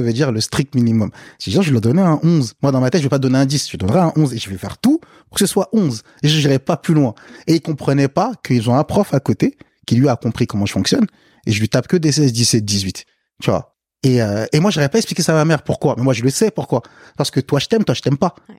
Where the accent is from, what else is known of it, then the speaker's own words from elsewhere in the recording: France; also born or lived in Africa; quand je suis arrivé en France